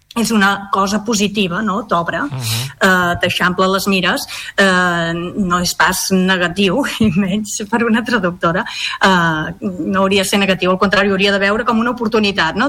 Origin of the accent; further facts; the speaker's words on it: Catalonia, Spain; som catalans